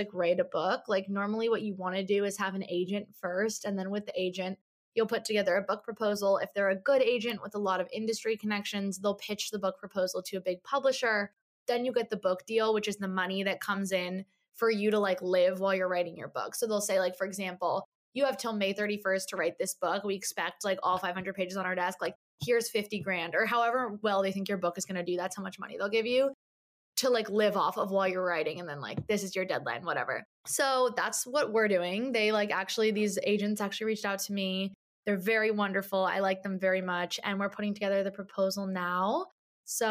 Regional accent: New Jersey, United States; moved away as an adult; also born or lived in Michigan; now in New York City, United States; I grew up in Jersey.

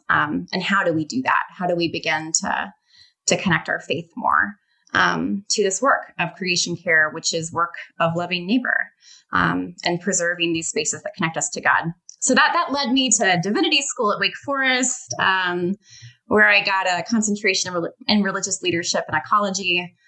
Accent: Sylva, North Carolina, United States; I grew up in Western North Carolina. I grew up in Silva, for those of you that might be listening over in Jackson County.

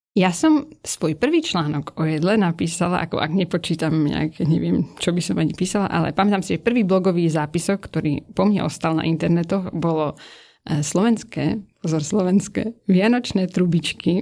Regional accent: Prague, Czechia; Narodil som sa v roku 1990 v Čechách na Vinohradu v Prahe.

